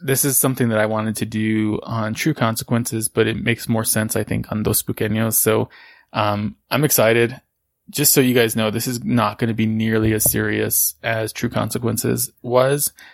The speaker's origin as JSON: {"language": "English", "town": "Socorro", "region": "New Mexico", "country": "United States", "tie": "born or raised there", "said": "where I grew up in Socorro"}